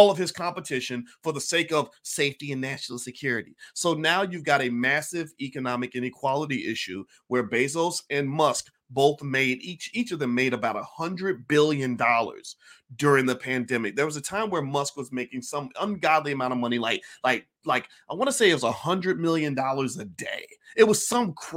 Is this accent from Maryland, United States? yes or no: no; Louisville, Kentucky, United States; my hometown of Louisville